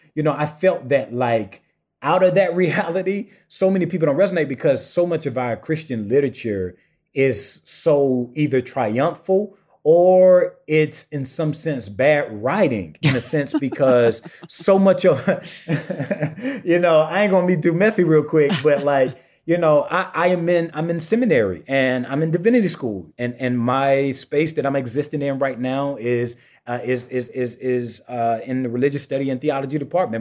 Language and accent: English; St. Matthews, South Carolina, United States; also born or lived in Swansea, South Carolina / Sandy Run, South Carolina; I personally come from a small town, uh, Saint Matthew, South Carolina